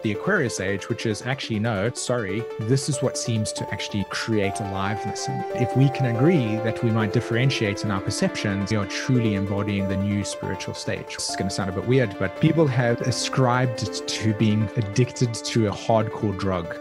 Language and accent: English; South Africa; I grew up in south africa and was very much a part of a culture that was deeply divided by segregation